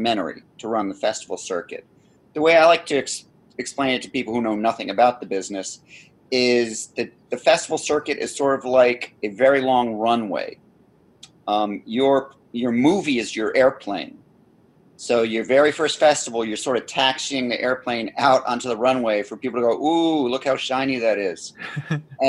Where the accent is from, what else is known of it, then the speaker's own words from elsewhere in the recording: Scotland, United Kingdom; I'm Scottish